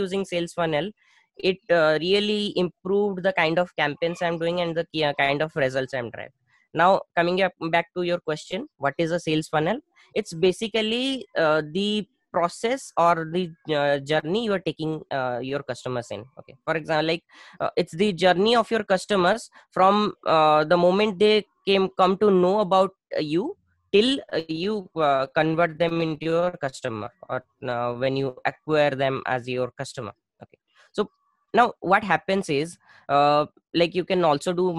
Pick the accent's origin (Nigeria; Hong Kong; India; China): India; Bhubaneswar, Odisha; I started a proper digital agency in my hometown in Bhubaneswar.